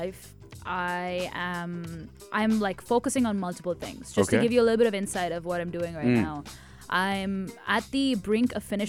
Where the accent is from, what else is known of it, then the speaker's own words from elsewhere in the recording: Tamil Nadu, India; first language Tamil; English is a second language; I'm Tamilian, South India, that's the language I speak, but I'm not as comfortable with Tamil music as I am